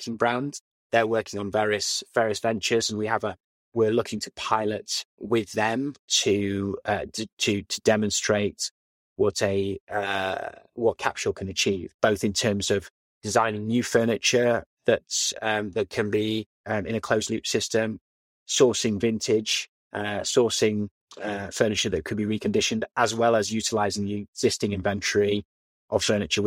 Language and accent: English; Leeds, Yorkshire and the Humber, United Kingdom; moved away; I grew up in Leeds, went to school in Leeds, and it was a great upbringing.